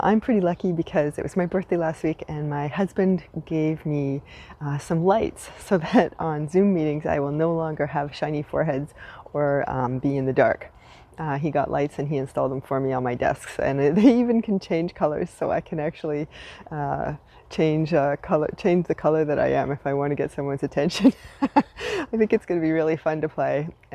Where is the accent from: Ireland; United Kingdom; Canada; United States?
Canada; now in Montreal, Canada; I am unapologetically Canadian